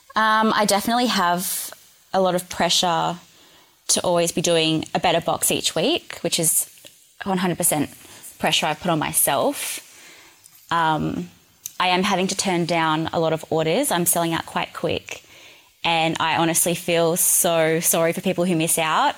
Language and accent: English; New South Wales, Australia; moved away; I'm originally from New South Wales